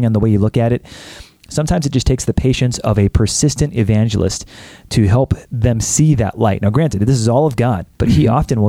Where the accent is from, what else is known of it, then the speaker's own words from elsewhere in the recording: United States; I'm an American